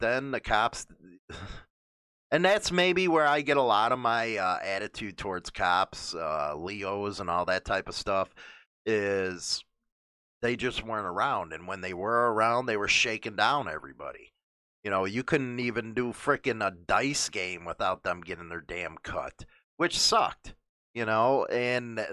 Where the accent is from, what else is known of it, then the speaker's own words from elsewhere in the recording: Chicago, Illinois, United States; moved away; also born or lived in Melrose Park, Illinois; I'm from the Montclair neighborhood, Grand and Harlem